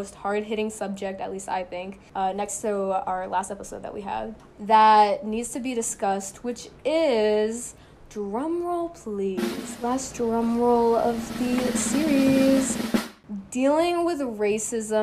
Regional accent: United States; growing up in America

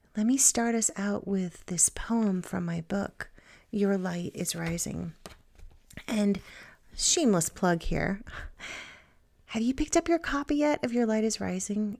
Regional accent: Virginia, United States; moved away as an adult; also born or lived in New England; now in Maryland, United States; now I'm from Virginia

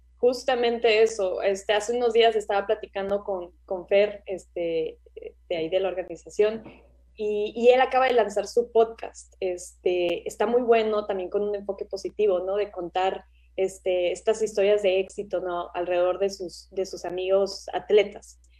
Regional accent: Mexico; moved away as an adult; also born or lived in Australia; yo me fui de México

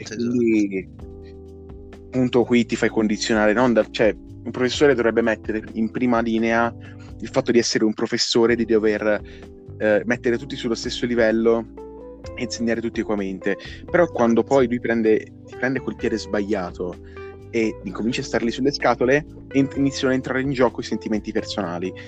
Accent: Pescia, Tuscany, Italy; anch'io vengo da Pescia

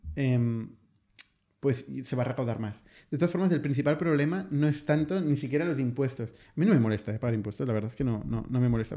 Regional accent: Spain; en España, que nos hinchamos nos hablamos tanto de nuestro modelo, nuestra sanidad

